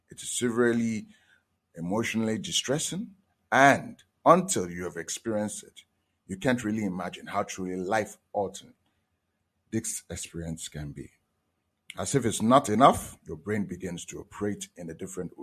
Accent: Nigeria; I'm from Nigeria

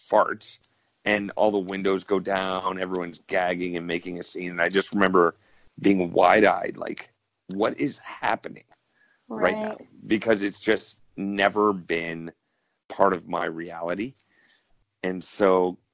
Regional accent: Cleveland, Ohio, United States; moved away as an adult; now in Canada; I grew up in Cleveland, Ohio, and I was born to a Canadian mother and an American father. And after high school, I moved to Canada, and now I live up in Canada

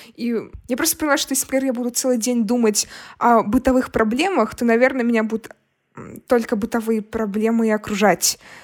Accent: Brest, Brest Region, Belarus; moved away; мы из Бреста, у нас бедная семья

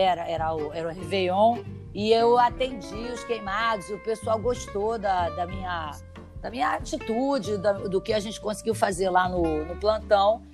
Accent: Rio de Janeiro, Brazil; also born or lived in São Paulo; Eu sou paulista, mas eu, eu sempre morei aqui no Rio.

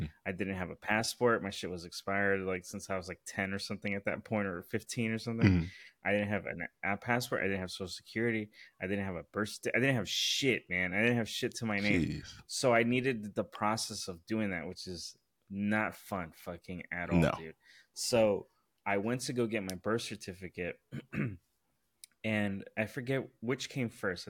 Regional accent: Los Angeles, California, United States; I was born in Los Angeles

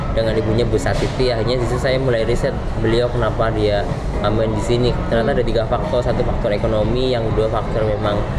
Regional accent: Banyumas, Central Java, Indonesia; Saya lahir di Banyumas

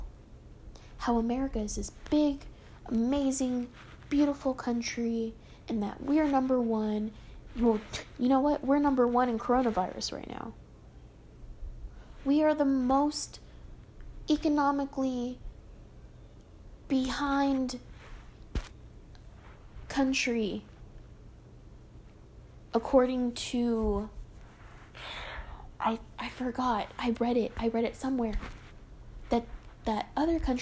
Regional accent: United States

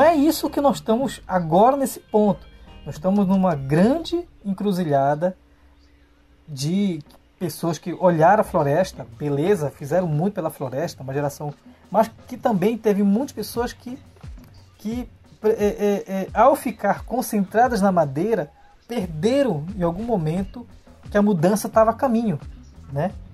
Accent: Portel, Pará, Brazil; no município de Portel, onde eu nasci. Né? Eu nasci no município de Portel

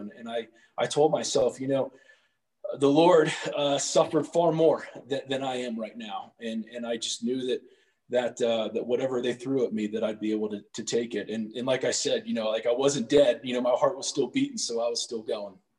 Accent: Cincinnati, Ohio, United States; I grew up in Cincinnati uh, for about 18 years, uh, born and raised right there.

